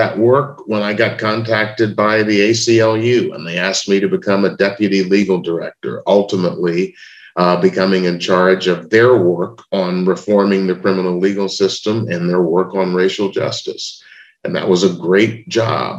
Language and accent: English; Memphis, Tennessee, United States; I was born in Memphis, Tennessee in 1956